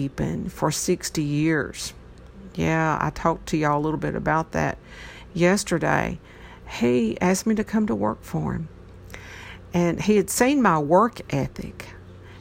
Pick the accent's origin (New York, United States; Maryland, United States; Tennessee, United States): Tennessee, United States; Troy; I'm from Troy, Tennessee. This is not a big area here.